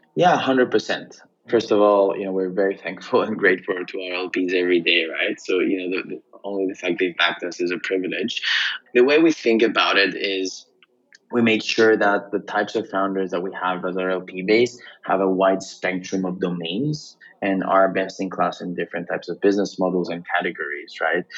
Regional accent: Greece; moved away as an adult; also born or lived in Cambridge, United Kingdom; I was born and raised in Greece, uh, quite the international family though, and went to the UK initially to study in Cambridge

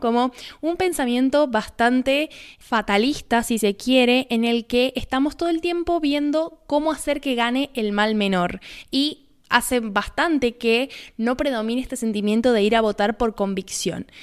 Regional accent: Argentina; el debate presidencial que hemos tenido acá en mi país

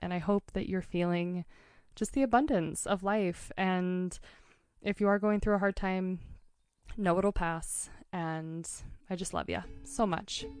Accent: Portland, Oregon, United States; now in Montana, United States; I'm from Portland area.

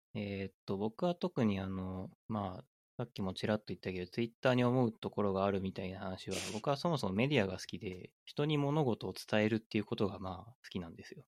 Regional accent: Aichi, Japan; moved away; あの、愛知県出身だったんで

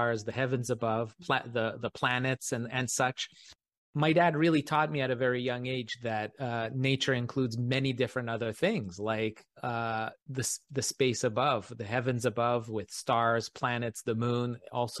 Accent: Canada; in Canada, growing up in Canada, some of my mentors were real local amateur astronomers here

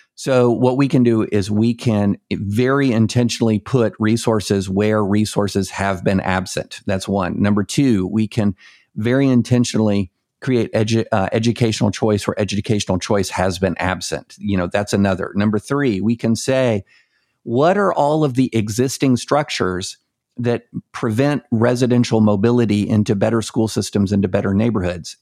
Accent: the South, United States; I'm from, I'm, I'm from the South

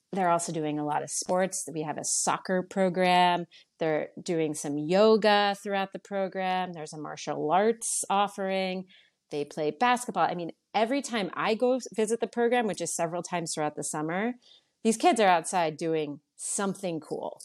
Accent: New Canaan, Connecticut, United States; also born or lived in Boston / New York City; I was born in Boston, but we moved to New Canaan, back to New Canaan for my mom when I was eight years old. I lived here from age eight to fifteen

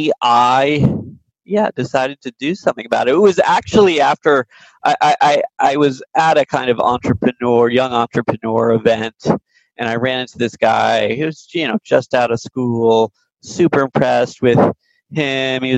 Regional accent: Silicon Valley, California, United States; moved away as an adult; also born or lived in East Coast / New York; I grew up in Silicon Valley

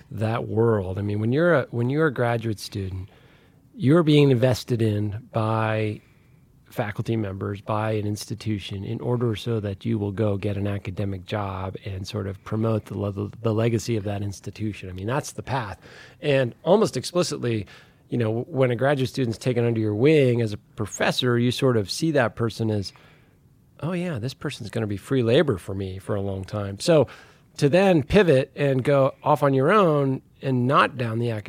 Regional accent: St. Louis, Missouri, United States; moved away as an adult; also born or lived in Texas; So I grew up in St. Louis.

